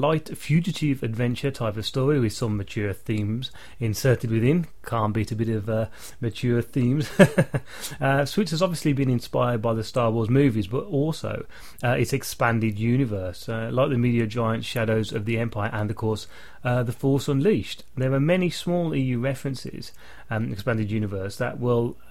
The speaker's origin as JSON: {"language": "English", "region": "England", "country": "United Kingdom", "said": "I'm English"}